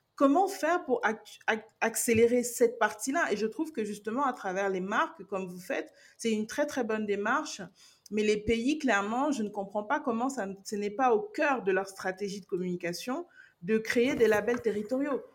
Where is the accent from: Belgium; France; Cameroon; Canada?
Cameroon; en tant que Camerounaise